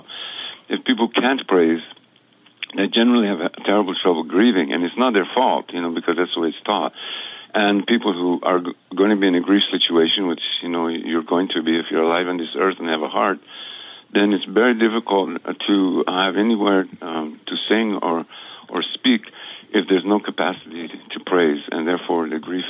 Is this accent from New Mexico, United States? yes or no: yes; New Mexico, United States; moved away as an adult; also born or lived in Guatemala; Where I grew up in New Mexico